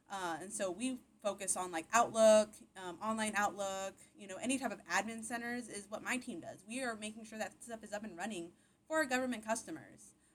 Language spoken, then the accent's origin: English; Buda, Texas, United States; also born or lived in Austin, Texas / Nacogdoches, Texas / Dallas, Texas; I'm originally from Austin, Texas, born and raised. Um, I grew up in Austin, around Austin, um, in a little town called Buda, Texas. Uh, it's where all my childhood was